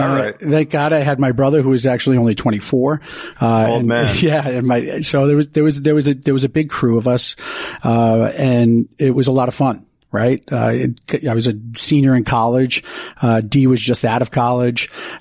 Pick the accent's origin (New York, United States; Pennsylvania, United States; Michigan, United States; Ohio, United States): New York, United States; New York City; we grew up in the business. We grew up in Broad Channel and Rockaway